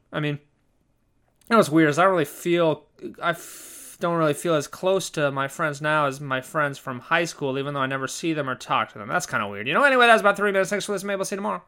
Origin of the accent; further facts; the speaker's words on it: Southern California, United States; moved away as an adult; also born or lived in Germany; I'm from, I'm from Southern California